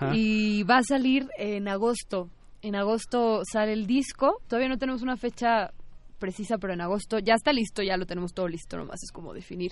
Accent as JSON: {"language": "Spanish", "town": "Guadalajara", "region": "Jalisco", "country": "Mexico", "said": "Lito y yo somos de Guadalajara"}